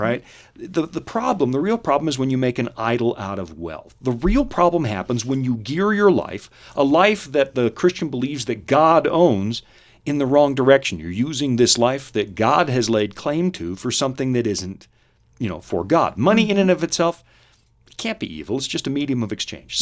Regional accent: United States; I'm an American

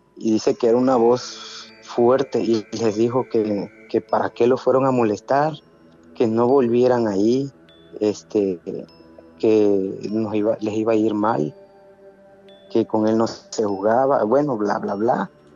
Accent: Tabasco, Mexico; aquí en Tabasco teníamos un, ranchito que fue herencia de mi abuelo hacia mi mamá

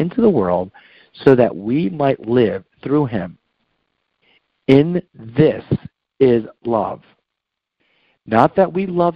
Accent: New Jersey, United States; I went to a church in my old neighborhood when I grew up in New Jersey

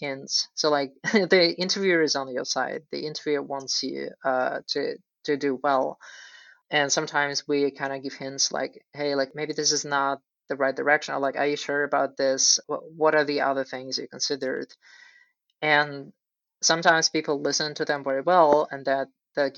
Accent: Russia; moved away; I'm originally from Russia

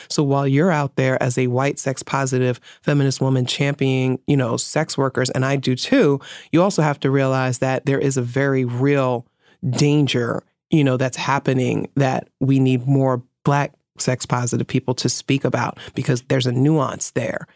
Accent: New York City, New York, United States; I'm from the Bronx

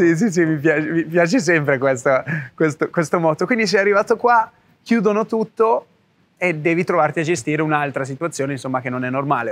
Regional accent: Italy; moved away; vivevo nel mio paesino, ok, in Italia

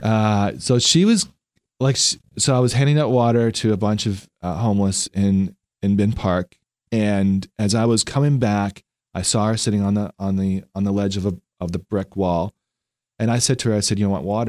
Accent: Vancouver, British Columbia, Canada; now in Lancaster; I'm from Vancouver, Canada

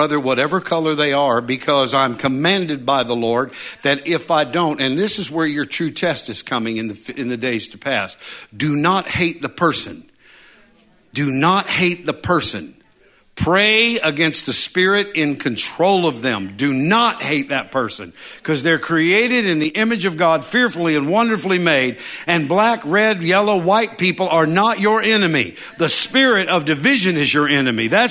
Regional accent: United States; I was born in America

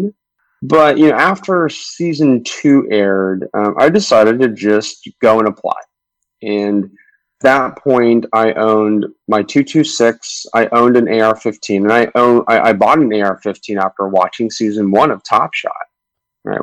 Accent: Southern California, United States; I grew up in Southern California

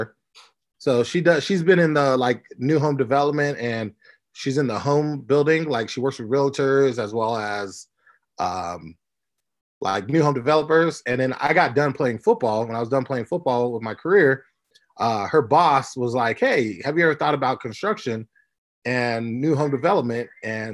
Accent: Orange County, California, United States; now in Las Vegas, United States; I'm from Orange County, California

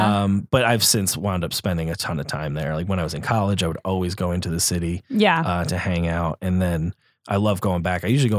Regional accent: Hudson Valley, New York, United States; moved away as an adult; also born or lived in Staten Island, New York; now in Los Angeles, United States; So I was born in Staten Island, but I grew up mostly about an hour and a half north in the Hudson Valley. So a little outside of New York City.

